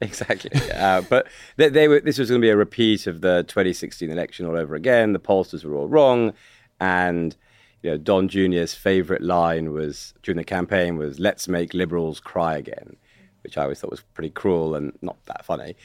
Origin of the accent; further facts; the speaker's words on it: United Kingdom; accent: British; I'm a British guy, foreign